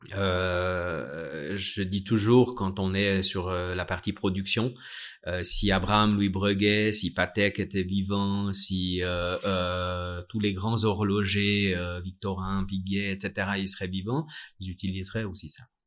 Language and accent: French; Vallée de Joux, Vaud, Switzerland; je suis né à la Vallée de Joux et j'ai toujours vu des marques horlogères autour de moi